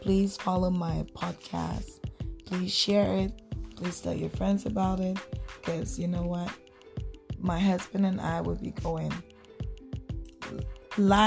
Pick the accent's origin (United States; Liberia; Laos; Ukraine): Liberia; now in Canada; Originally, I'm from Liberia, but I do live in Canada.